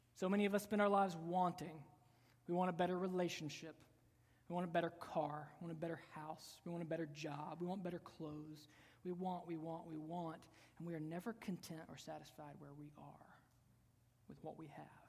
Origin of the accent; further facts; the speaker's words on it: United States; we, as American Christians